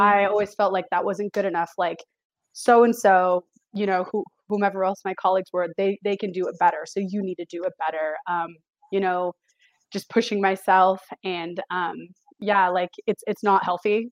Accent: the Bay Area, California, United States; now in Sacramento, United States; I'm currently in Sacramento, um, but I'm from the Bay Area

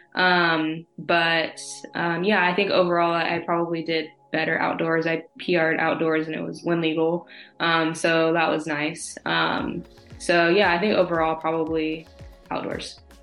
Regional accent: California, United States; also born or lived in Oregon; I am from California, um, born and raised

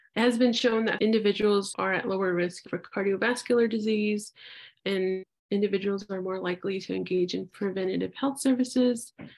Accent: Albuquerque, New Mexico, United States; born and raised in Albuquerque, New Mexico

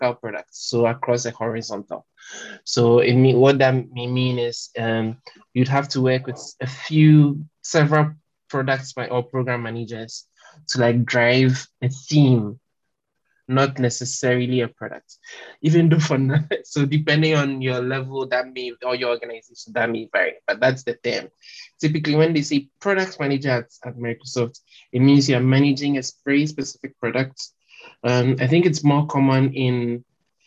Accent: Kwamosu, Eastern Region, Ghana; first language French; English is a second language; I come from a small village called Kwamosu, which is in the eastern region.

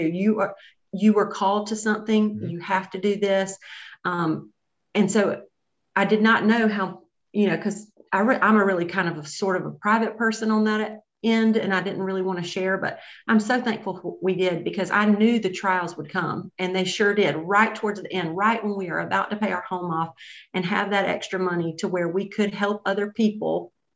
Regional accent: Greenville, South Carolina, United States; we're both from Greenville.

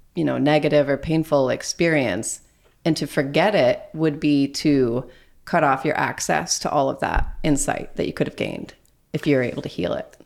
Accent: Texas, United States; now in Wisconsin, United States; I grew up in Texas, but now I live in Wisconsin

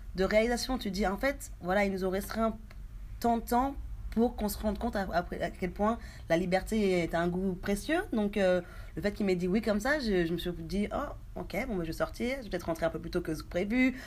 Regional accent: France; moved away as an adult; also born or lived in Haiti; now in New Zealand; je suis née en Haïti, à Véret, une petite ville voilà, dans les Caraïbes. J'ai vécu presque toute ma vie en France

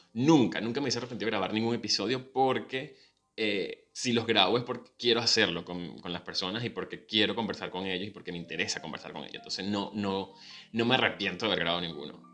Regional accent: Venezuela; now in Buenos Aires, Argentina

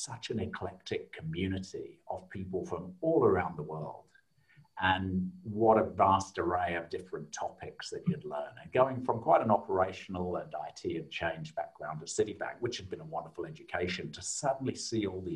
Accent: South Lincolnshire, East Midlands, United Kingdom; now in Australia; I grew up in a small town in South Lincolnshire in the UK

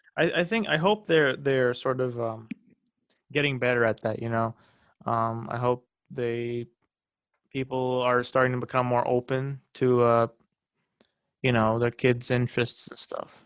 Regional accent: Des Moines, Iowa, United States; also born or lived in Waukee, Iowa / Fairfield, Iowa; I come here from Des Moines, two hours away from Fairfield

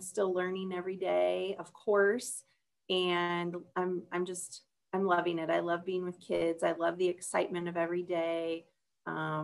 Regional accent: Lawton, Iowa, United States; I grew up in Lawton, Iowa, which is just outside of Sioux City

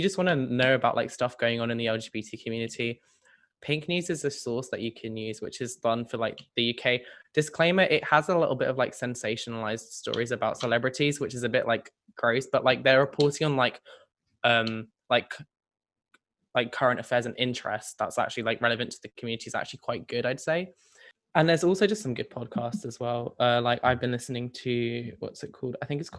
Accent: Sydney, New South Wales, Australia; Well, I'm from Sydney

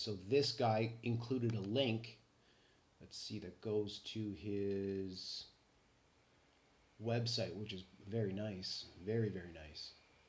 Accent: Canada; So I'm Canadian, right? Pretty unique Canadian, to be honest.

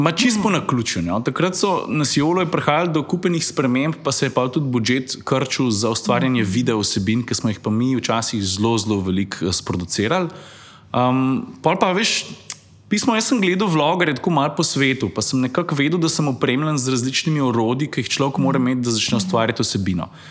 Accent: Lukovica, Central Slovenia, Slovenia; moved away as an adult; now in Styria, Slovenia; Jaz prihajam iz Lukovice, predomžalah. Tam sem živel prvih 30 let svojega življenja, potem sem se pa preselil na Štajersko, kjer sem še zdaj.

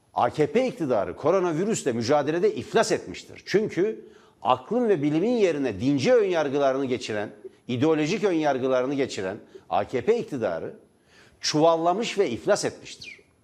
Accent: Divriği, Sivas Province, Turkey; Divri'de benim doğduğum kent, benim doğduğum şehir, benim doğduğum bölge

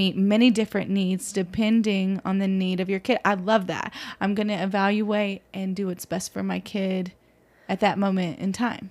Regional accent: Mason, Texas, United States; now in Lubbock, United States; growing up in Mason, Texas or whatever, small town

